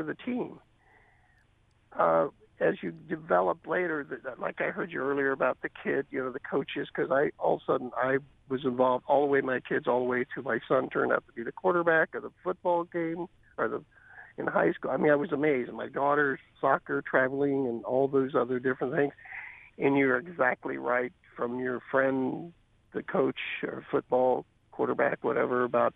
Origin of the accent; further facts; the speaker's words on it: Kansas City, Missouri, United States; also born or lived in Santa Barbara, California; a kid that grew up in Kansas City